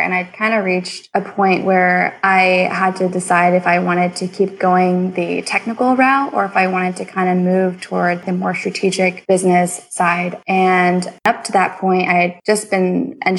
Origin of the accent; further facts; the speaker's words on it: Houston, Texas, United States; I grew up here in Houston, Texas